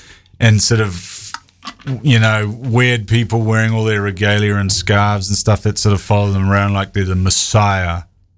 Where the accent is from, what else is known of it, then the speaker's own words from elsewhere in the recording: Waikato, New Zealand; Yeah, but I'm from Waikato.